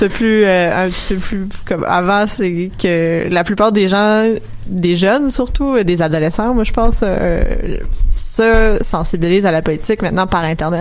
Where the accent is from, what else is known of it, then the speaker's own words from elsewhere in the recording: Montreal, Quebec, Canada; je venais de Montréal